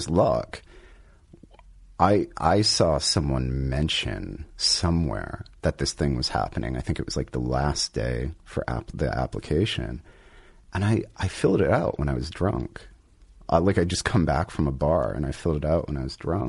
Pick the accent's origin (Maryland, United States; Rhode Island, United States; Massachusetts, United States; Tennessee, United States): Rhode Island, United States; also born or lived in New York; now in Los Angeles, United States; I'm originally from Rhode Island